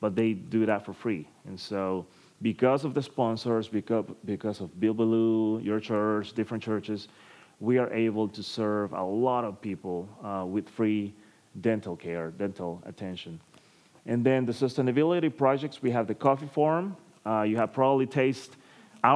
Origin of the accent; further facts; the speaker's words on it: Tegucigalpa, Francisco Morazán, Honduras; I'm coming from Honduras, Tegucigalpa City. That's the capital city of Honduras.